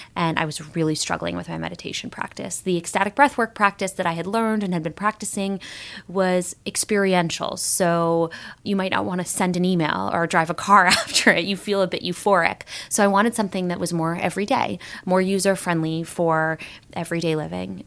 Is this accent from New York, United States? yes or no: no; Los Angeles, California, United States; I was born and raised in Los Angeles, California